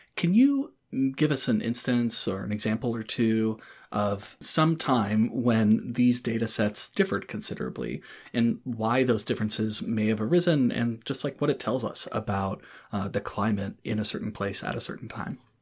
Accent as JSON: {"language": "English", "town": "Durham", "region": "North Carolina", "country": "United States", "tie": "born or raised there", "said": "my hometown of Durham, North Carolina"}